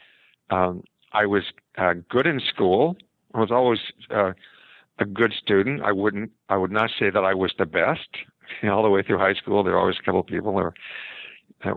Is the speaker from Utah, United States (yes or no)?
yes; Salt Lake City, Utah, United States; I grew up in Utah and Salt Lake City.